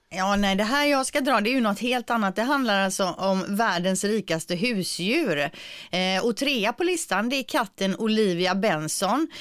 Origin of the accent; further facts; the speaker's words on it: Gothenburg, Västra Götaland, Sweden; accent: göteborgska; min göteborgska